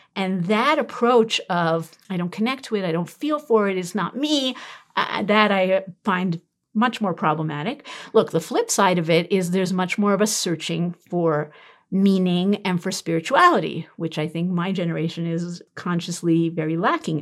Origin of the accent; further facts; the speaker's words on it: New York City, New York, United States; moved away; I'm from Brooklyn